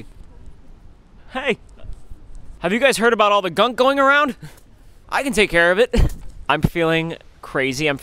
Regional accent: Texas, United States; I'm from Texas

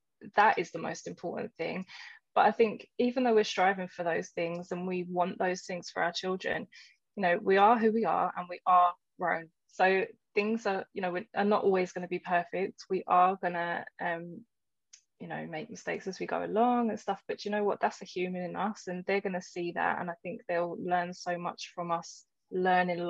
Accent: London, United Kingdom; moved away; also born or lived in Essex; I grew up in East London and, you could probably still hear that in my voice, but then I moved to Essex at a certain point, and so accents were quite, you know, quite mixed, and I didn't pronounce certain things

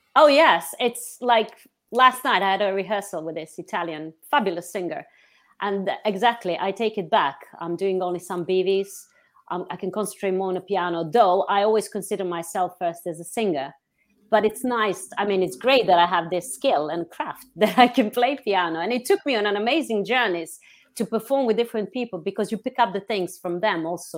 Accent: Montenegro; moved away as an adult; now in London, United Kingdom; I was born in Montenegro, but I'm very much British

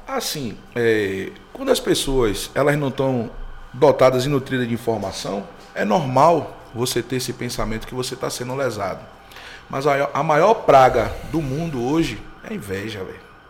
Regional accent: Salvador, Bahia, Brazil; eu sou cria de Cajazeiras, né? Um bairro

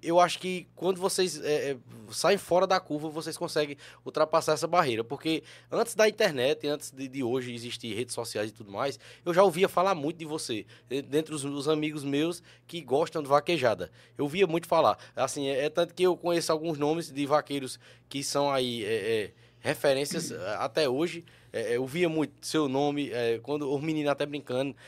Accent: interior of Paraíba, Brazil; eu sou do interior da Paraíba

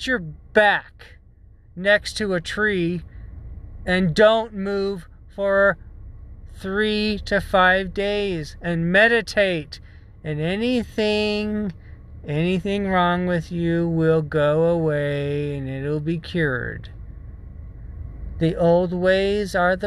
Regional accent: United States; accent: American; I was raised in the United States

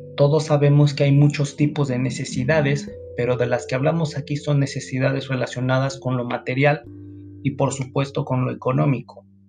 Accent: Mexico; nosotros como mexicanos

